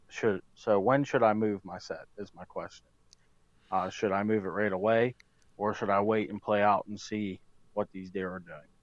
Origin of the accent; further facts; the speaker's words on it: Western Pennsylvania, United States; I am from Western Pennsylvania.